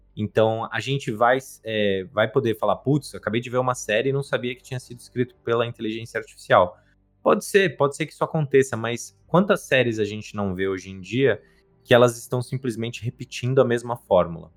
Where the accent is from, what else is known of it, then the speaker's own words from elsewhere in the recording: Brazil; eu sou brasileiro isso é uma coisa que eu nunca vou deixar de ser